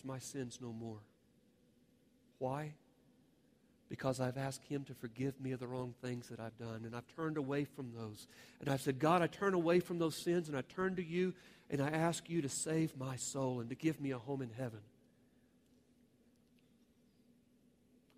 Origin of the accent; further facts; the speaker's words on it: Oklahoma, United States; my home state